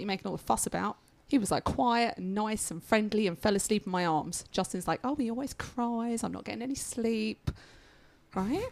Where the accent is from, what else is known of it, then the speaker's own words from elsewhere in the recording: United Kingdom; now in United States; I am still British